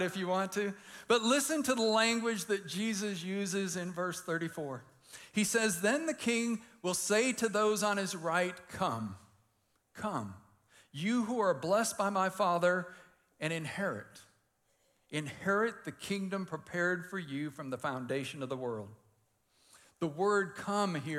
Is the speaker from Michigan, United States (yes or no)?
yes; Detroit, Michigan, United States; I grew up in Detroit